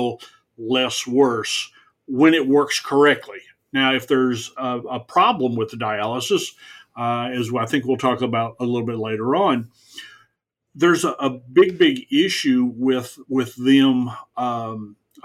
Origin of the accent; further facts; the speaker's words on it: the South, United States; I grew up in the South.